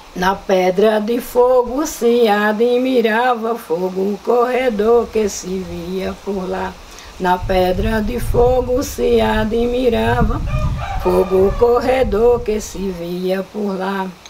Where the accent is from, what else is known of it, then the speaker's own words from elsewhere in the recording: Nova Olinda, Ceará, Brazil; Antônio Ribeiro foi a minha maior fonte de informação de Nova Olinda quando eu cresci